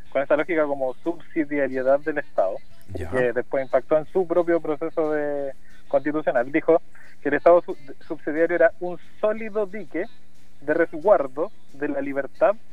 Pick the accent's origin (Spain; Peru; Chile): Chile; lo creamos como chilenos, lo creamos en 1960 ante la imposibilidad de comunicarnos para ese terremoto.